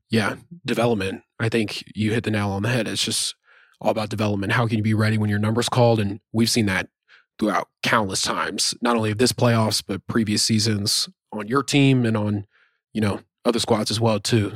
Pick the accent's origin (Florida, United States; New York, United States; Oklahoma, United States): Oklahoma, United States; Norman; moved away as an adult; also born or lived in Pomona, California; we're obviously from Norman.